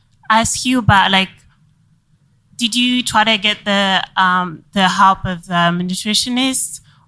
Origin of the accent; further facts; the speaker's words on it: France; moved away; because I'm from France